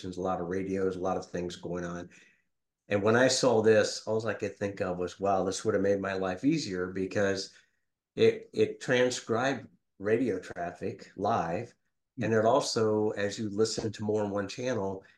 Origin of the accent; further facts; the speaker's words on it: Xenia, Ohio, United States; moved away as an adult; I'm originally from Ohio, born and raised in Xenia